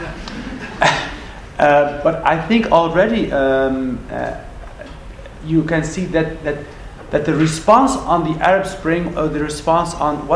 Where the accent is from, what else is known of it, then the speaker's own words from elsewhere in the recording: Netherlands; I grew up in the Netherlands